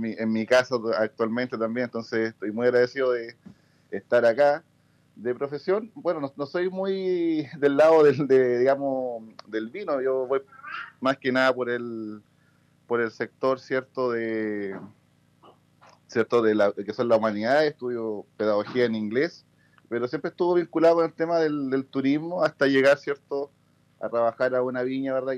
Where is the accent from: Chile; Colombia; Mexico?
Chile; Colchagua Valley, O'Higgins; nacido y criado acá en el Valle de Colchagua